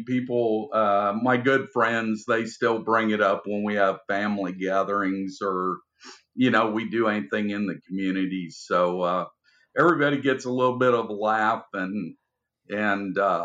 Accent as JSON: {"language": "English", "region": "Iowa", "country": "United States", "tie": "born or raised there", "moved": "yes", "said": "I grew up in Iowa"}